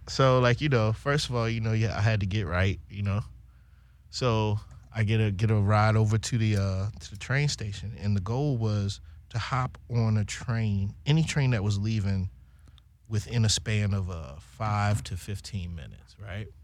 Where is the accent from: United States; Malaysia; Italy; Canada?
United States; Baltimore, Maryland; moved away as an adult; also born or lived in Cologne, Germany; now in Copenhagen, Denmark; I'm from the city. I'm from Baltimore City, West Side